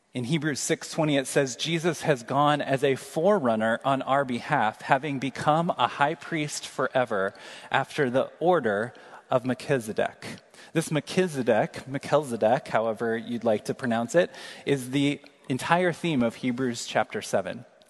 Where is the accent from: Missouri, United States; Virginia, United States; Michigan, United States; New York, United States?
Missouri, United States; Kansas City; moved away; we just traveled back to my hometown, Kansas City, for uh, first cousin's wedding this weekend